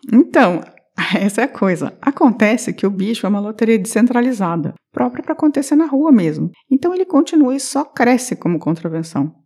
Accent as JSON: {"language": "Portuguese", "town": "Curitiba", "region": "Paraná", "country": "Brazil", "said": "como uma boa curitibana"}